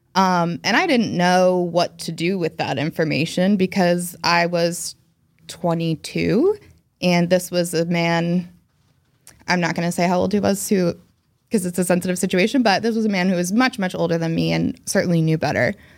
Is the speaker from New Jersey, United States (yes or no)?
yes; New Jersey, United States; moved away as an adult; also born or lived in Boston; I was born and raised in New Jersey, where I am now, though I did live in Boston for ten years